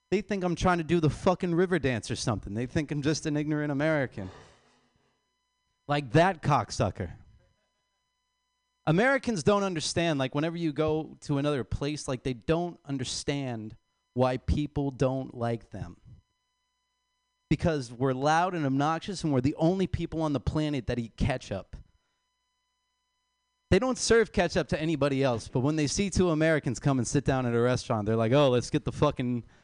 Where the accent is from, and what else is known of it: Ireland